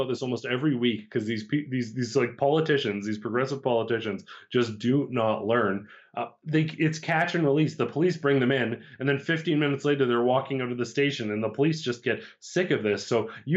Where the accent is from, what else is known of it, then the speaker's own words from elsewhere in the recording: Alberta, Canada; growing up in Alberta